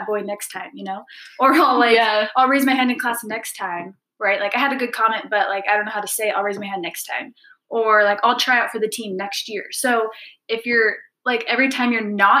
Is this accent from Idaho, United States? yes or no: no; Utah, United States; also born or lived in Brazil / London / Paris / Dublin; born and raised in Utah. So I've lived here most of my life.